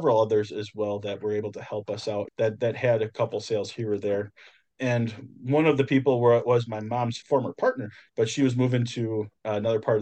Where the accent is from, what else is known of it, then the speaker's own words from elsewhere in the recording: just north of Milwaukee, Wisconsin, United States; I'm actually from the Midwest, so I am just north of Milwaukee, Wisconsin